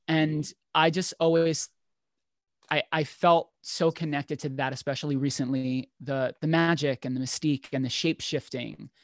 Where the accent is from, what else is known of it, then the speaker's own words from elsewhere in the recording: New York City, New York, United States; I grew up in New York in one of the boroughs, Staten Island